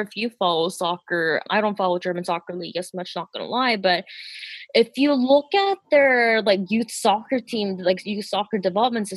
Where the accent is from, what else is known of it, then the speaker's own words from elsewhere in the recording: Canada; I am also ethnically South Korean, but I grew up in Canada, so that makes me first generation immigrant